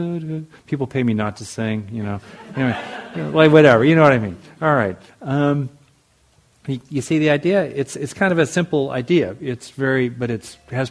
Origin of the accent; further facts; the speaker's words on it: United States; as an American